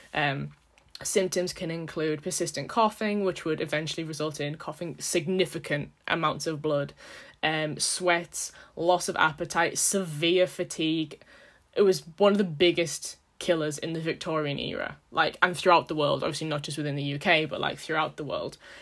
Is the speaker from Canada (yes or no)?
no; United Kingdom; we're British.